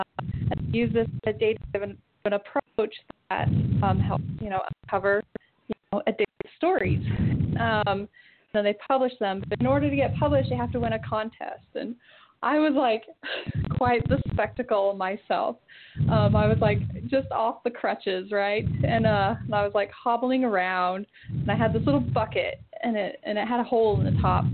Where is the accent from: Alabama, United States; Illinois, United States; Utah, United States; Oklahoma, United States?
Utah, United States; Southern; I'm from Southern Utah